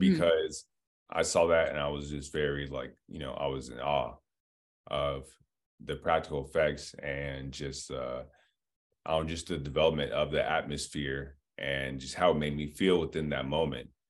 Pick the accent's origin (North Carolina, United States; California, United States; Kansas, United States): California, United States; Diamond Bar; also born or lived in Los Angeles; I was born in Los Angeles, um, but I grew up in Diamond Bar, California, in the, in, in Inland Empire, about, like, an hour out